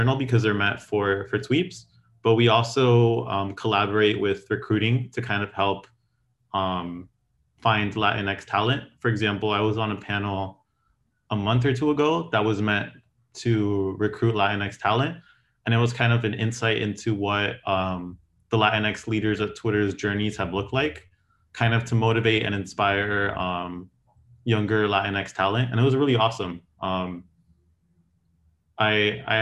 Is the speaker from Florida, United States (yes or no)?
yes; Miami, Florida, United States; moved away as an adult; also born or lived in Gainesville, Florida; now in San Francisco, United States; I came from Miami.